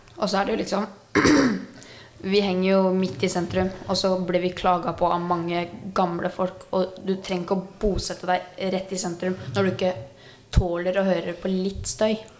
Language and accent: Norwegian; Svelvik, Norway; Vi er alle ungdom fra Svelvik.